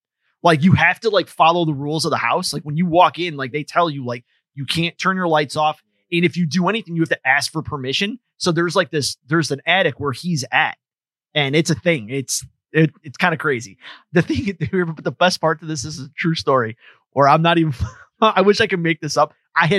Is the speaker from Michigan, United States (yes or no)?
yes; Michigan, United States; I have to admit I'm from Michigan.